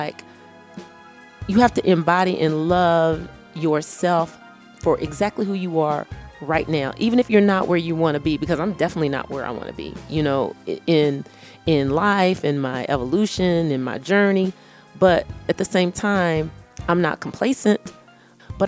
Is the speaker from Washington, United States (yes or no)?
no; Texas, United States; I'm from Texas